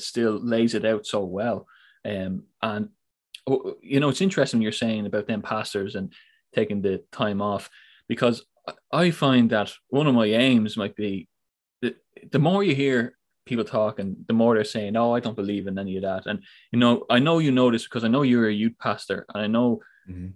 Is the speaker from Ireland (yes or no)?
yes; Ireland; I come from Ireland, so big heavy Catholic um, background there